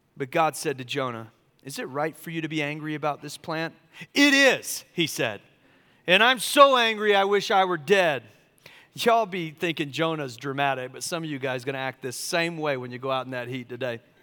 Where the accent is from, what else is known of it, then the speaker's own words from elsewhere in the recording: Charleston, South Carolina, United States; also born or lived in California; now in Asheville, United States; I grew up in Charleston, South Carolina